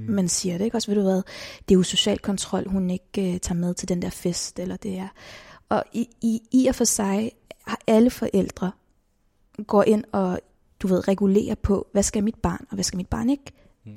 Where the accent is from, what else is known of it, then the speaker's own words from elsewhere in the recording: Copenhagen, Capital Region of Denmark, Denmark; født og opvokset i København